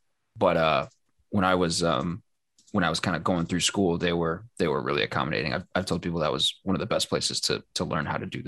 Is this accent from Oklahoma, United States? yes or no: yes; Oklahoma, United States; moved away as an adult; now in Nebraska, United States; when people found out that I was from Oklahoma and that I had gone to OU and had covered the Sooners for a little bit